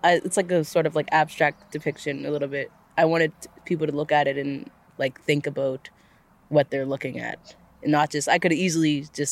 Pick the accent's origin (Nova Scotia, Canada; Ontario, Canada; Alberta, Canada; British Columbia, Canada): Nova Scotia, Canada; East Preston; growing up. Because I was in Preston